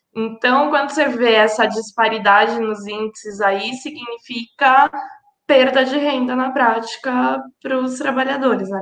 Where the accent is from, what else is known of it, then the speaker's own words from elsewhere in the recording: São Paulo, Brazil; eu sou aqui de São Paulo